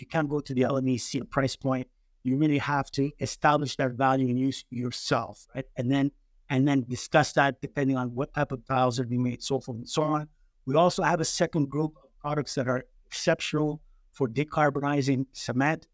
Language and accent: English; Montreal, Quebec, Canada; moved away as an adult; also born or lived in United States / China / Chile; now in South Australia, Australia; I'm Greek, was born in Montreal, uh, Canada. Uh, raised, um, raised there